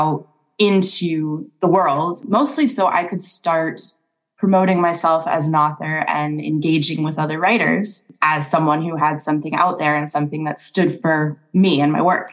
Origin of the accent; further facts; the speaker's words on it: Minnesota, United States; I grew up in Minnesota